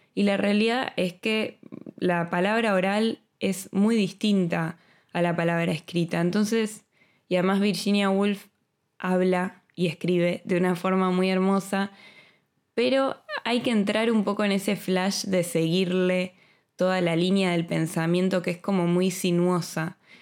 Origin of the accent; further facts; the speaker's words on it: Buenos Aires, Argentina; moved away as an adult; now in Madrid, Spain; soy argentina y viví en Buenos Aires toda mi vida hasta que me vine a Madrid hace dos años